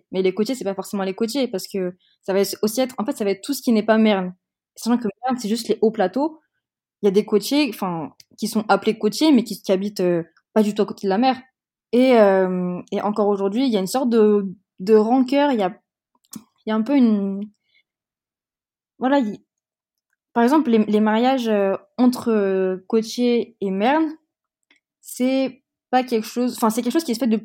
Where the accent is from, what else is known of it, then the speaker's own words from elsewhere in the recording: France; accent: French; première langue c'était le français parce que c'est vrai et que aussi j'ai la, nationalité française, que j'ai grandi en France